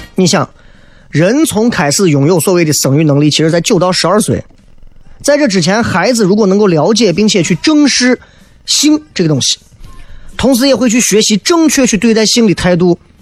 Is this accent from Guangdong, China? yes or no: no; Xi'an, Shaanxi, China; 咱西安人